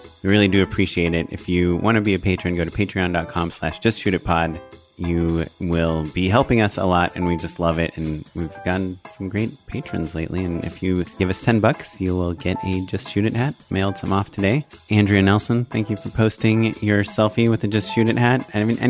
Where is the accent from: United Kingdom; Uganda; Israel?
Israel; I'm Israeli.